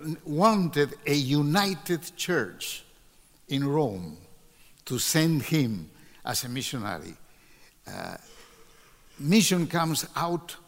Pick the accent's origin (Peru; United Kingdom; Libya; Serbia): Peru; my country, to Peru.